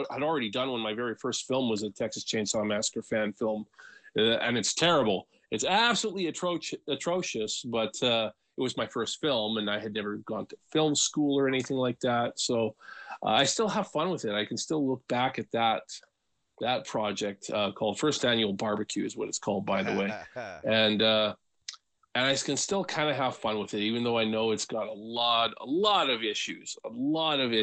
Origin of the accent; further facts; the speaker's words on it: Western Canada, British Columbia, Canada; also born or lived in Alberta; I've lived in Western Canada for all my life, pretty much, mostly BC. Did a little stint in Alberta when I was a kid.